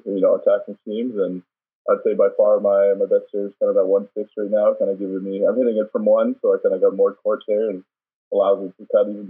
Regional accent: Calgary, Alberta, Canada; also born or lived in Paris, France; I was born in Calgary, but I spent about four or five years in Paris, actually, because my dad was still playing professionally over there.

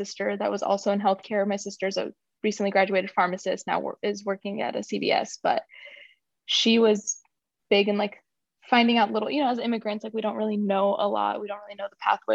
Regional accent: Turlock, California, United States; also born or lived in Iran; now in Sacramento, United States; I pretty much spent the rest of my life in Turlock, California, good old Central Valley

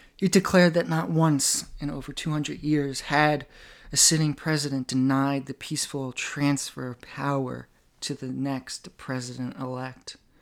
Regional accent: United States

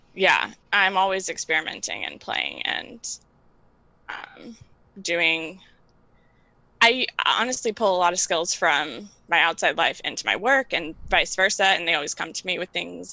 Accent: New York City, New York, United States; I live and work in New York, and I'm from Queens, but I work in Manhattan

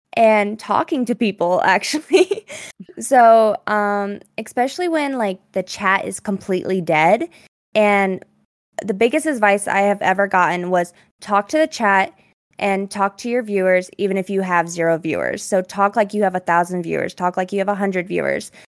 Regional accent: Colorado, United States; I am from Colorado

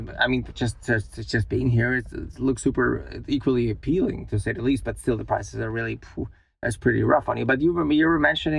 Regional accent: Richmond, Virginia, United States; I came from Richmond, Virginia

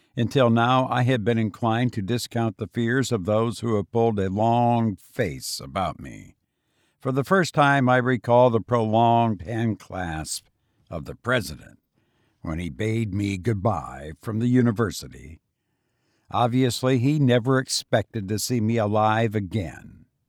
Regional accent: Illinois, United States; now in Las Vegas, United States; I visited my home state of Illinois and it was bitter cold, something I'm not used to after living in Las Vegas for as long as I have

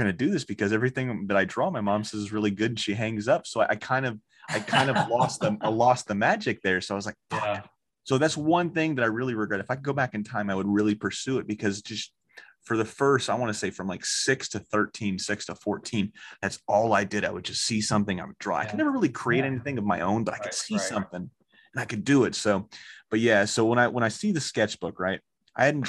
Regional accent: Orlando, Florida, United States; growing up in Orlando, Florida

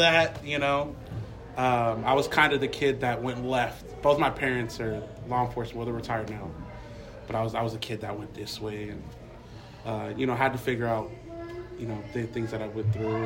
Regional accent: Torrance, California, United States; Torrance, California

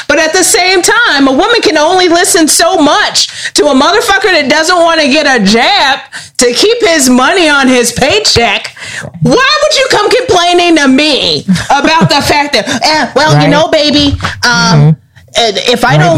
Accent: Maywood, United States; I was born and raised in Maywood.

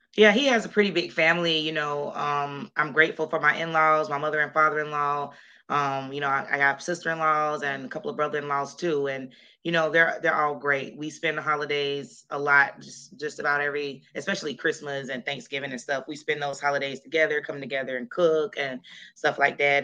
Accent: Jacksonville, Florida, United States; moved away as an adult; also born or lived in Colorado; we moved back to my hometown to Jacksonville, Florida

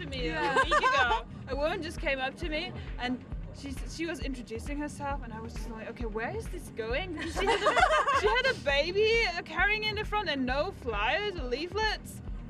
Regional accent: Germany; moved away; I'm from Germany

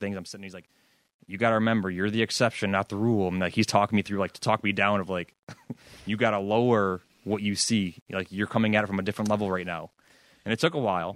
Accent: New York, United States; We're both from New York, both from Section Six

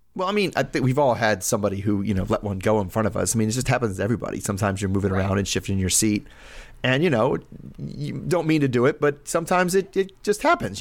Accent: United States; I'm American

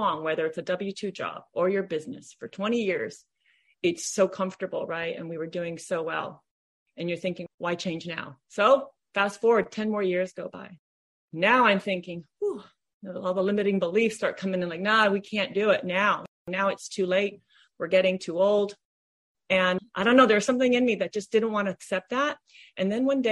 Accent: Honolulu, Hawaii, United States; moved away as an adult; now in Southern California, United States; I'm from Honolulu, Hawaii, where my husband and I owned and operated a swimming pool business for over 30 years.

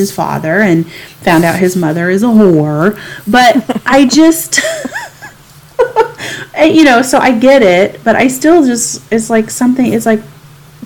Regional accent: the South, United States; moved away; also born or lived in San Diego; growing up in the South

